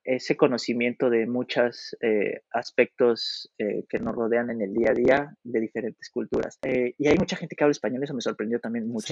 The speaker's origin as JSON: {"language": "Spanish", "country": "Mexico", "moved": "as an adult", "lives_now": "Poland", "said": "nosotros como mexicanos lo llevamos en la sangre"}